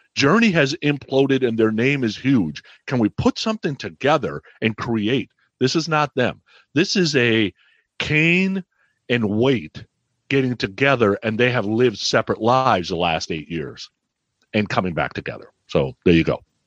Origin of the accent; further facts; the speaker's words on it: San Francisco Bay Area, California, United States; I'm growing up in the San Francisco Bay Area